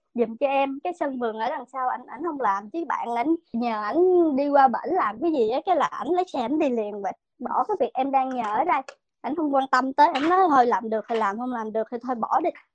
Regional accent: Vietnam; moved away as an adult; now in United States; em thì ở Việt Nam

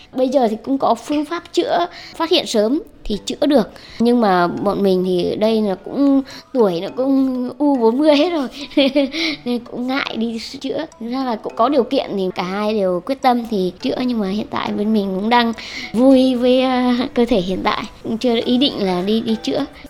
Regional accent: Nghệ An, Vietnam; now in Hanoi, Vietnam; mình năm nay là 38 tuổi, mình quê ở Nghệ An và hiện đang sinh sống và làm việc ở Hà Nội

